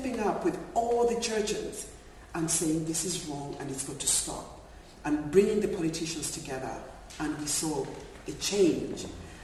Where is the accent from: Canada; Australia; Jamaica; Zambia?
Zambia; moved away; I'm originally from Zambia